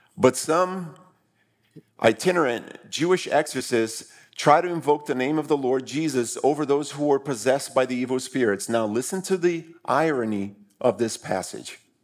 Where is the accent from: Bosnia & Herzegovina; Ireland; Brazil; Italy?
Brazil; moved away; I grew up in Brazil